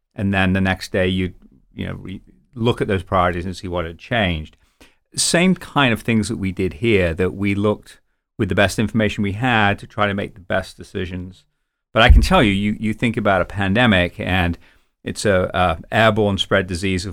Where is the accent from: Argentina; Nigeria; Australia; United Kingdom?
United Kingdom; also born or lived in London; now in United States; being British